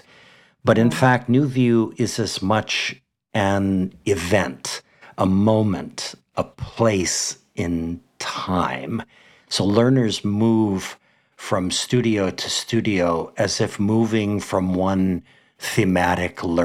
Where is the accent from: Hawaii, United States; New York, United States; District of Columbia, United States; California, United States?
Hawaii, United States; in Hawaii, my home state